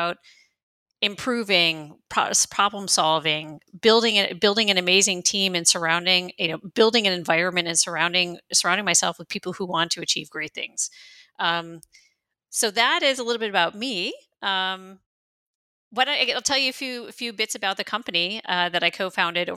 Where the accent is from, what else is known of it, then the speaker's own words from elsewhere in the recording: United States; moved away as an adult; now in Berlin, Germany; I am an American who's been living in Germany, in Berlin, for the last 22 years.